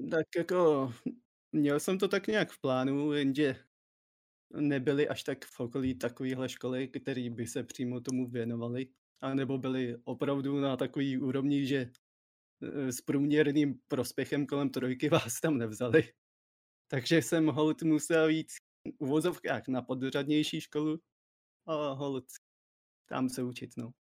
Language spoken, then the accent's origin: Czech; Czechia; jsem prostě Čech